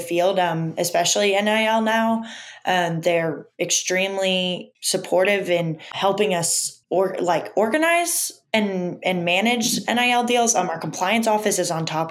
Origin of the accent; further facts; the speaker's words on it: Orlando, Florida, United States; moved away as an adult; also born or lived in Oklahoma; now in Alabama, United States; I grew up in Orlando where, like, there's every sport